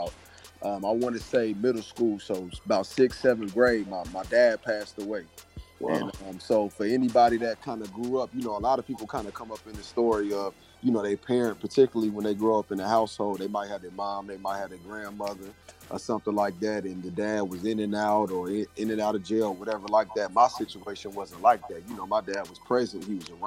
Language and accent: English; Atlanta, Georgia, United States; moved away as an adult; also born or lived in Decatur, Georgia / Stone Mountain, Georgia; now in Columbia, United States; I'm originally from Atlanta, Georgia, a little bit outside of Atlanta, so Decatur, Stone Mountain, Georgia area